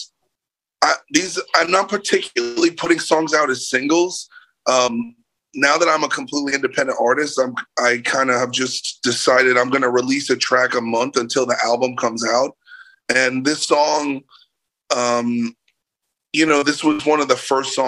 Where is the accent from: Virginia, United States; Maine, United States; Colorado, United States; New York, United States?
New York, United States; New York City; moved away; also born or lived in Los Angeles; I'm from New York City originally, and I lived in LA for like 16 years